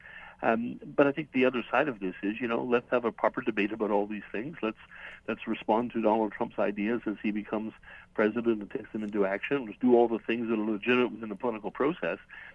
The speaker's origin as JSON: {"language": "English", "town": "Saskatoon", "region": "Saskatchewan", "country": "Canada", "tie": "born or raised there", "said": "My hometown is Saskatoon"}